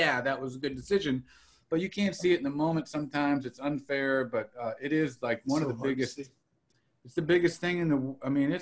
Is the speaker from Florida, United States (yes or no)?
no; Salinas, California, United States; moved away as an adult; I was born and raised originally in Salinas, California.